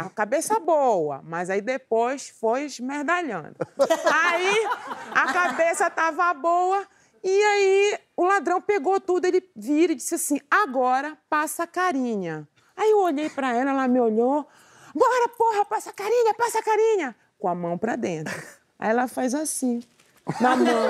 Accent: Belém, Pará, Brazil; now in Rio de Janeiro, Brazil; Eu moro no Rio, mas eu sou de Belém

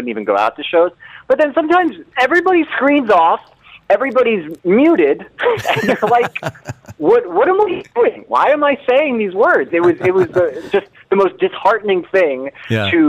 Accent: Long Island, New York, United States; I grew up in New York. I grew up on Long Island

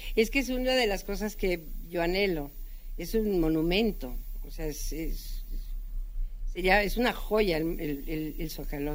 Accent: Mexico City, Mexico; moved away; also born or lived in Guadalajara / Tijuana; yo nací aquí en la capital

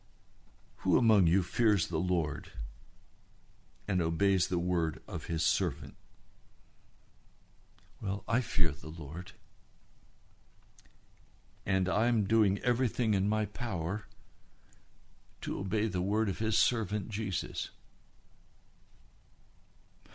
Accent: United States; My orientation as an American

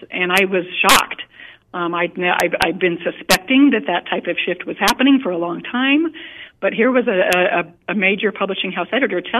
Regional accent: Montana, United States; I put together a writers' conference, it's been about eight years ago, in my home state of Montana.

